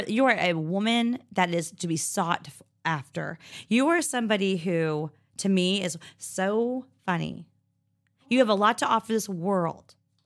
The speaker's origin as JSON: {"language": "English", "town": "Inglis", "region": "Florida", "country": "United States", "tie": "born or raised there", "said": "And I grew up in Inglis, Yankee Town. Yes, I am an Anglian."}